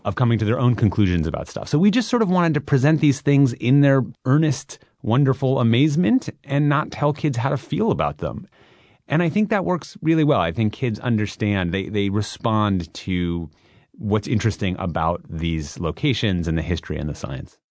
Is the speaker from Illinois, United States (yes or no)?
no; Minneapolis, Minnesota, United States; moved away; I grew up in Minneapolis, Minnesota